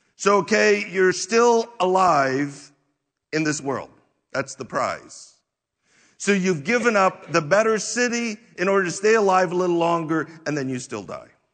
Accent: United States

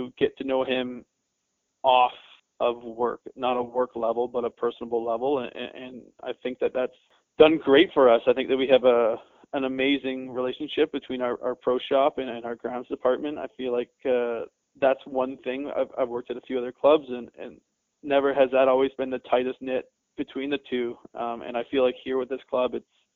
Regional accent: Canada; As a Canadian kid, that was life

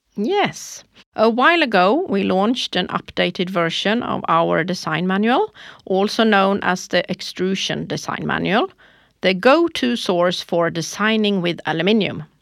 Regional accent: Småland, Sweden; I am from Småland

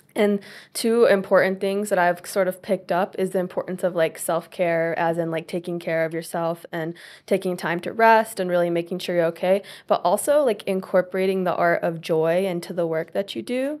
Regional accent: Tennessee, United States; I'm from Tennessee, and I'm currently in my third year of university

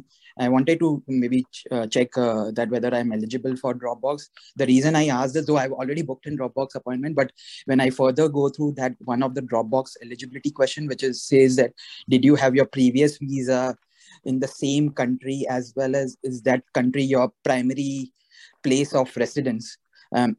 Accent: India; also born or lived in Australia; now in United States; So I'm an Indian-born Australian citizen. I got my citizenship in Australia, though I'm Indian-born

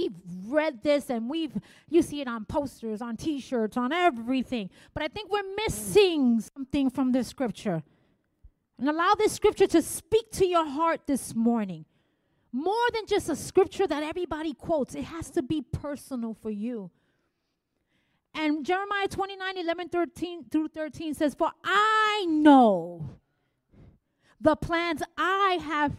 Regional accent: New York City, New York, United States; I was from the Bronx

